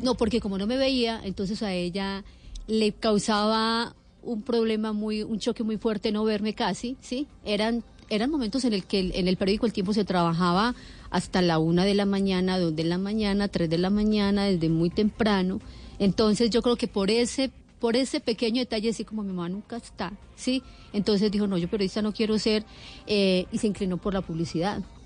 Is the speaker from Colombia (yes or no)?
yes; Antioquia, Colombia; moved away as an adult; now in Bogotá, Colombia; Yo soy antioqueña